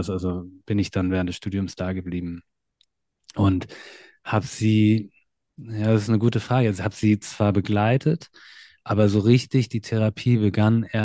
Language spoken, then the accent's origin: German; Hanover, Lower Saxony, Germany; ich komme ursprünglich aus Hannover